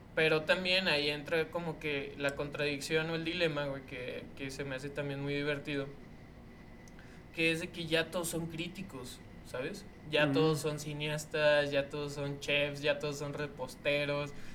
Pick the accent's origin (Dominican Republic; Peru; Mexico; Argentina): Mexico; paisa o como mexicano